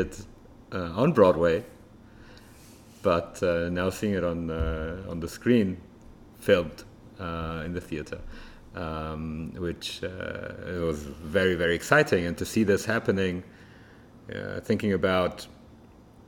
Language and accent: English; Frankfurt, Hesse, Germany; now in Tel Aviv, Israel; me growing up in Germany, especially in Frankfurt